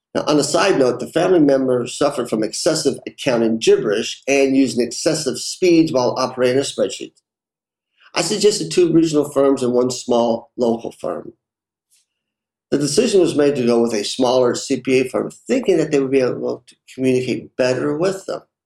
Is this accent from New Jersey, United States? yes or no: no; Lexington, Kentucky, United States; Growing up, I worked in a family restaurant in Lexington, Kentucky